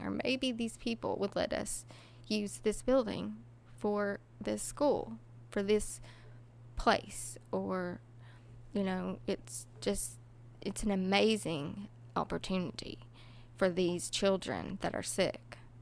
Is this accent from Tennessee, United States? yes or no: yes; Kingsport, Tennessee, United States; I am originally from Kingsport, Tennessee